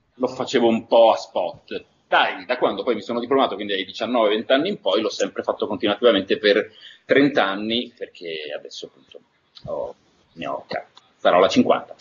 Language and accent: Italian; Turin, Piedmont, Italy; io sono nato a Torino e cresciuto a Torino